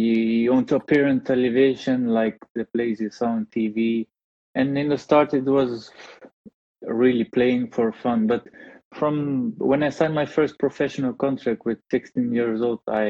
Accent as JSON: {"language": "English", "town": "Rotterdam", "region": "South Holland", "country": "Netherlands", "tie": "born or raised there", "moved": "as an adult", "lives_now": "Portugal", "said": "Then with 7 years old, we moved to another town, to Rotterdam."}